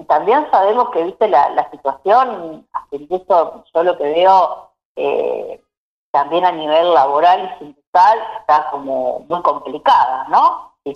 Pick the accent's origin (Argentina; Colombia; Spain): Argentina; Bigand, Santa Fe; now in Junín, Argentina; nací en Vigán, un pueblo, digamos, que corre por las venas el espíritu cooperativo